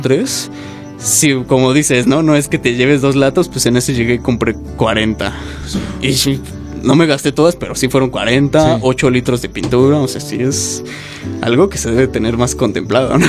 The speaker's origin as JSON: {"language": "Spanish", "country": "Mexico", "said": "como mexicanos y como artistas"}